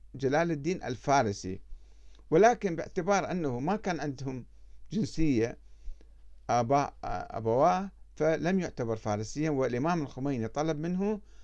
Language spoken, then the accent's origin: Arabic; Iraq; moved away as an adult; also born or lived in Iran; أنا كعراقي